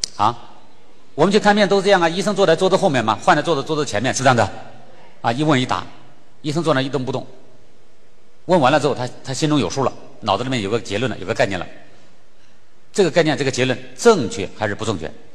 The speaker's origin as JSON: {"language": "Chinese", "country": "China", "said": "咱咱们中国人几乎耳熟能详"}